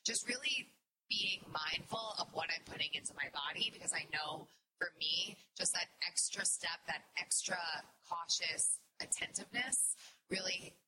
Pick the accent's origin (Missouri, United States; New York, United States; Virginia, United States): New York, United States; New York City; I'm a New Yorker around the corner.